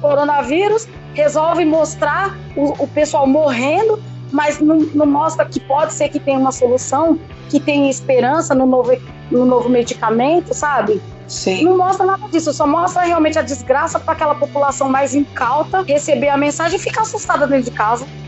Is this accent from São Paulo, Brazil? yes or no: yes; São Paulo, Brazil; Eu sou de São Paulo, capital